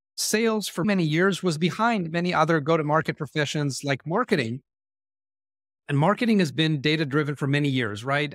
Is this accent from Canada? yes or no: no; Israel; I was born and raised in Israel